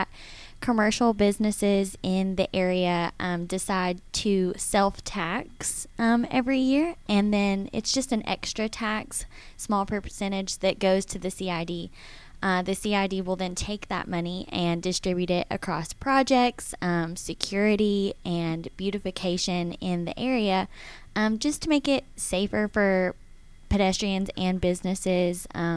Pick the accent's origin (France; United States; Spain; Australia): United States; Dalton, Georgia; I am from a small town in North Georgia, Dalton, Georgia.